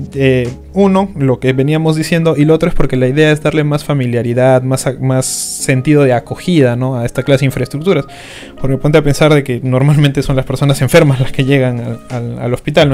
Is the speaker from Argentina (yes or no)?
no; Iquitos, Loreto, Peru; en Iquitos, que es mi tierra